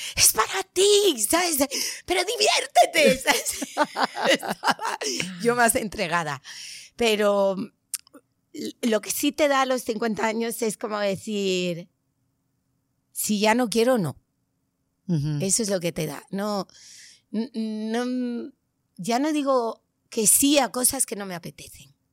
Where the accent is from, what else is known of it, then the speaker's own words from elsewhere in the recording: Tenerife, Canary Islands, Spain; now in Madrid, Spain; en mi tierra, en Tenerife